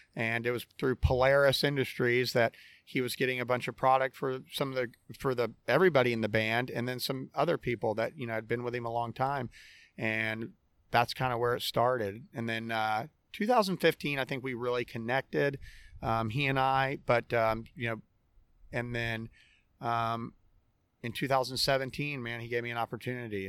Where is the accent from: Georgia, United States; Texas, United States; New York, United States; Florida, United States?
Florida, United States; Orlando; I'm born and raised in Orlando, Florida